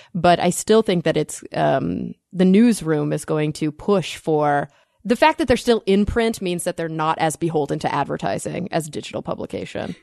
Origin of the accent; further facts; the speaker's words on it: Plano, Texas, United States; That's my hometown